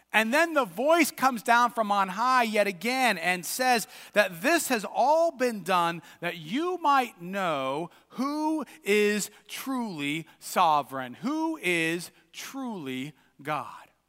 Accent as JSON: {"language": "English", "country": "United States", "said": "us as American Christians"}